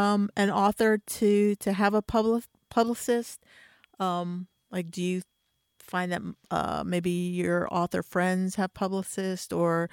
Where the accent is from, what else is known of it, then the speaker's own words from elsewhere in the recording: near Philadelphia, Pennsylvania, United States; also born or lived in Dayton, Ohio; I actually live in Pennsylvania. I pretty much grew up in Pennsylvania then, so but on the other side, near Philly.